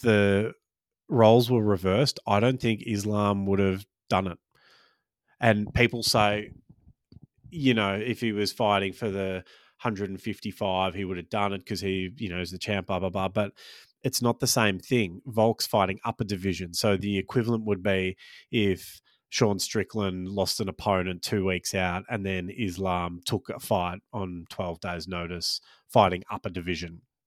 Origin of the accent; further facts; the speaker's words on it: Australia; I was born in Australia but grew up Maltese, and for the first, I don't know, probably till I started, um, school, I had a weird sort of hybrid accent